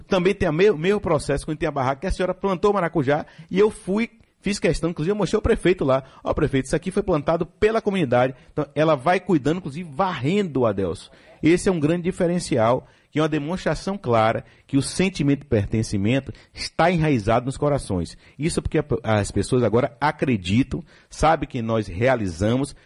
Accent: São Caetano, Bahia, Brazil; eu sou de São Caetano

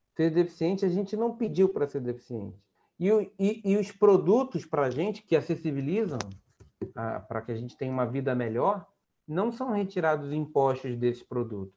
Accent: Cachoeiras de Macacu, Rio de Janeiro, Brazil; also born or lived in Campo Grande, Rio de Janeiro / Glória, Rio de Janeiro; now in Rio de Janeiro, Brazil; eu sou de Cachoeira de Macacu, que é a região serrana do estado do Rio de Janeiro

